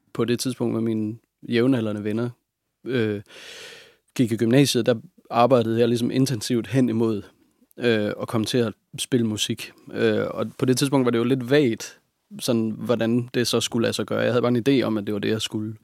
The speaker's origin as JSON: {"language": "Danish", "town": "Hobro", "region": "North Denmark Region", "country": "Denmark", "tie": "born or raised there", "also_born_or_lived": "Hvidovre / Nibe", "said": "Jeg er født i Hvidovre, ja. og så flyttede min mor og jeg til Nibe i Nordjylland. Ja. Og, men jeg er vokset op sådan, den bevidsthed, jeg har om min barndom, den foregår i Hobro"}